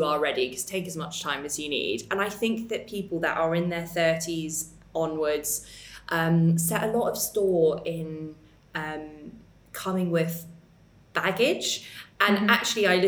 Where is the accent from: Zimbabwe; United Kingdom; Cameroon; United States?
United Kingdom; England; accent: very English; my very English accent.